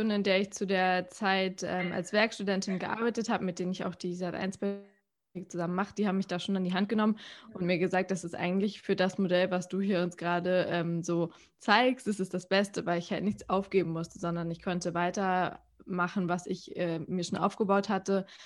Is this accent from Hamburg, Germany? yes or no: yes; Hamburg, Germany; ich bin Hamburgerin und ich bin freiberufliche Moderatorin, Redakteurin und Podcasterin.